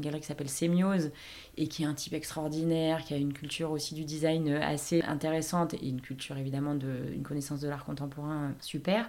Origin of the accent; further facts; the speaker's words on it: Marseille, Provence-Alpes-Côte d'Azur, France; moved away as an adult; also born or lived in Paris; j'ai grandi euh, dans le 8